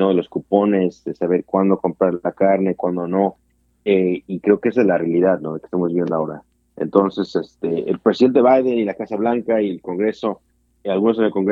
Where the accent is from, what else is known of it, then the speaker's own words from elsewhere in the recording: United States; para vivir soy americano